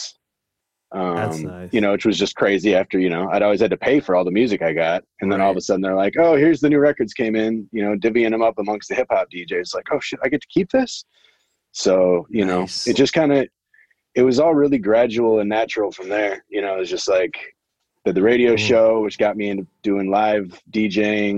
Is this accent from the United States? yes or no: yes; Wisconsin, United States; moved away as an adult; also born or lived in San Diego / Los Angeles / Atlanta; now in St. Louis, United States; I grew up in Wisconsin. And then I came to St. Louis when I was 18 for college